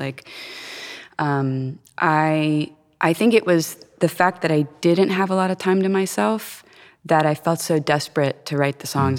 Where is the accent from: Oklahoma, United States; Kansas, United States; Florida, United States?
Florida, United States; moved away as an adult; also born or lived in Cincinnati; I was born and raised in Florida